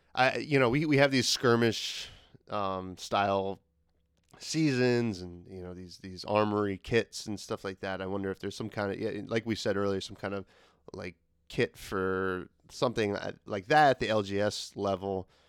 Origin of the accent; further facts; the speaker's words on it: New Jersey, United States; we're both from New Jersey